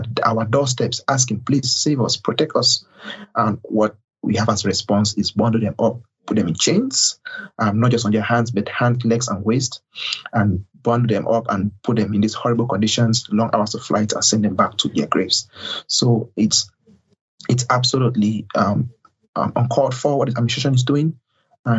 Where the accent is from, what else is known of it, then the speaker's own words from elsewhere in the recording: Cameroon; moved away; I'm an asylee from Cameroon, West Africa.